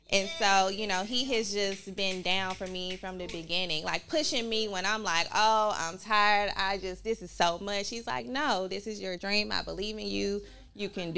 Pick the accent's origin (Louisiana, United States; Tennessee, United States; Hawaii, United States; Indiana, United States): Tennessee, United States; Memphis; moved away as an adult; also born or lived in Tallahassee, Florida / Cincinnati, Ohio / New York; I'm born and raised in Memphis